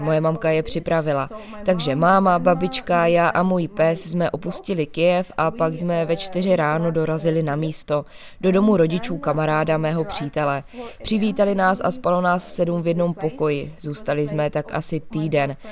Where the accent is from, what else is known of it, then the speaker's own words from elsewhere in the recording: Kyiv, Ukraine; Czech is a second language; moved away as an adult; now in Holešov, Czech Republic; Ano, já jsem z Kijeva. Já jsem se narodila v Kijevě, celý svůj život žiju v Kijevě.